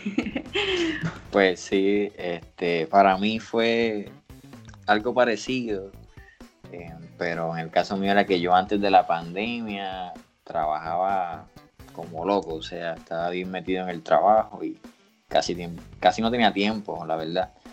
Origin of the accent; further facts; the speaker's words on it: Puerto Rico; soy de Puerto Rico